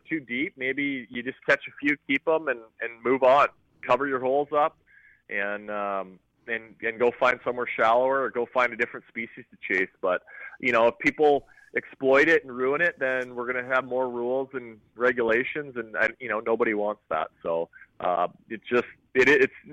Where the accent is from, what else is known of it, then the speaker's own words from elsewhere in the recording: Lake of the Woods, Ontario, Canada; growing up on Lake of the Woods, I had access to fishing and being on the water